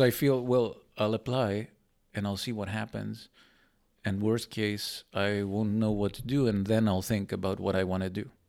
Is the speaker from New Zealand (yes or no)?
no; Greece; moved away as an adult; now in Netherlands; I went back to Greece.